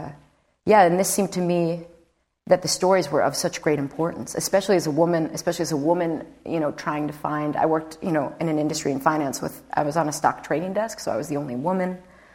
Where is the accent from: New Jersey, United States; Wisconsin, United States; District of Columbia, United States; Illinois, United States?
Illinois, United States; Chicago; I'm an Irish girl from Chicago, so I'm not Nicaraguan.